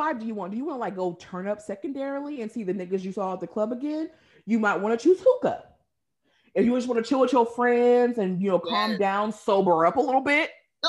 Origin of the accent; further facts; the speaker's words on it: Seattle, Washington, United States; moved away; growing up in the Northwest